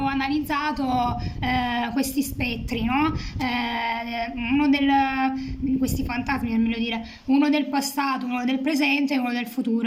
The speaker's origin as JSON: {"language": "Italian", "town": "Lecce", "region": "Apulia", "country": "Italy", "also_born_or_lived": "Macerata", "said": "sono molto legata alla mia terra, amo le tradizioni leccesi, insomma salentine"}